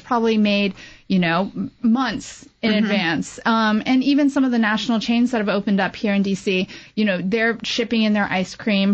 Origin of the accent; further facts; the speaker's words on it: Texas, United States; now in Washington, D.C., United States; a Chinese American girl growing up in Texas